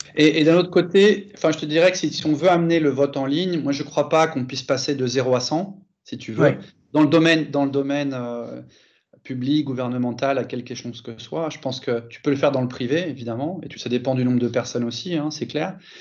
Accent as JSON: {"language": "French", "country": "France", "tie": "born or raised there", "also_born_or_lived": "Germany / Italy", "moved": "as an adult", "lives_now": "Barcelona, Spain", "said": "j'ai grandi en France, mais après, je, je suis parti en Allemagne, j'ai vécu en Italie pendant 7 ans et j'habite en Espagne depuis, depuis maintenant 17 ans"}